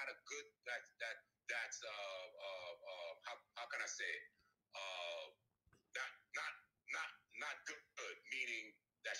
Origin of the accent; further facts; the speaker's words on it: New York City, New York, United States; I was born and raised in New York